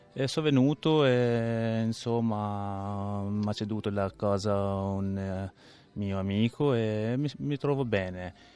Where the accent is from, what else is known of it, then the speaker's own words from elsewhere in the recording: Albania; now in Rome, Italy; Vengo dall'Albania, sono dal 93 a Roma